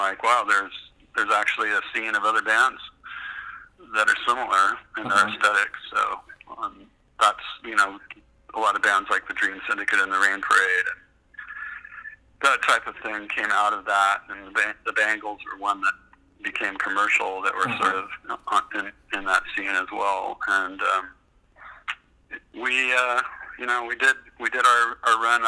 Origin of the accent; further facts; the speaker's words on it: Livermore, California, United States; also born or lived in Los Angeles; I grew up in Livermore, and moved to LA in 1978